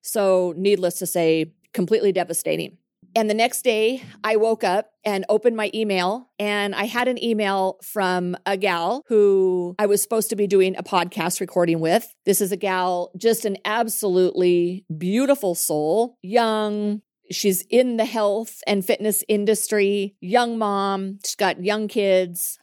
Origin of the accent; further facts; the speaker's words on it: Montana, United States; I'm from Montana